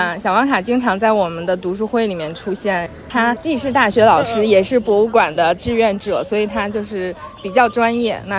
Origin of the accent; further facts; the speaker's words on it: Shijiazhuang, Hebei, China; 其实我是石家庄人